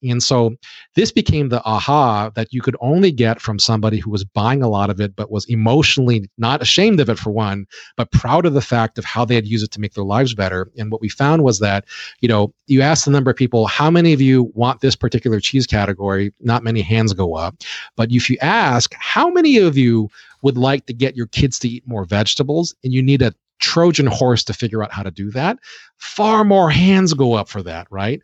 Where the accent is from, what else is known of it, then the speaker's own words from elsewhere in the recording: Hawaii, United States; I was born and raised in Hawaii, as you had mentioned before about my high school.